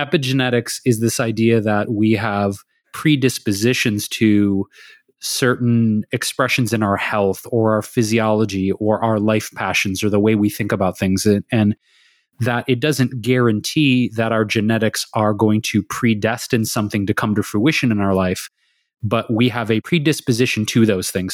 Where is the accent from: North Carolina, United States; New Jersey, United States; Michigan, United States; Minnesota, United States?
Michigan, United States; Detroit; moved away as an adult; also born or lived in Chicago / New York / San Francisco Bay Area; now in Los Angeles, United States; we grew up in Detroit, in the city of Detroit